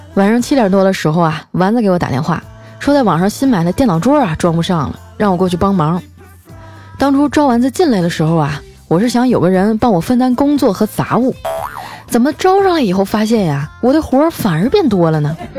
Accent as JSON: {"language": "Chinese", "town": "Harbin", "region": "Heilongjiang", "country": "China", "tie": "born or raised there", "said": "我老家哈尔滨"}